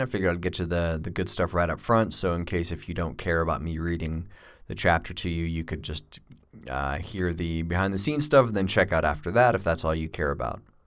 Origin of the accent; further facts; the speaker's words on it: United States; also born or lived in Australia; I'm an American, but I lived in Australia for a couple of years